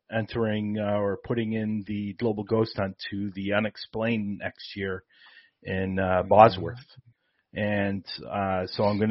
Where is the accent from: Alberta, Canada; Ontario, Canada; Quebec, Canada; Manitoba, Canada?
Ontario, Canada; Toronto; I am from Toronto as well.